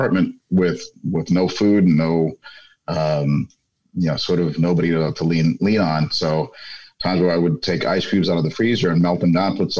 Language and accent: English; New York City, New York, United States; first language Spanish; English is a second language; moved away as an adult; now in Washington, D.C. area, United States; I grew up in an area called Bushwick, Brooklyn